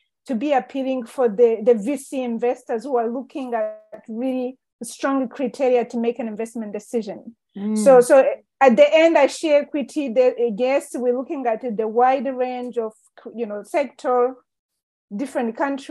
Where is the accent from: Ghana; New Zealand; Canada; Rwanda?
Rwanda; I was born and raised in Rwanda and growing up in Rwanda